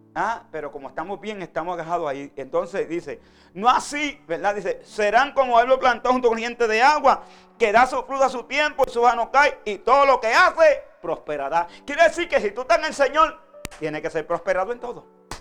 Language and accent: Spanish; Vega Alta, Puerto Rico; Yo soy de Vega Alta, Puerto Rico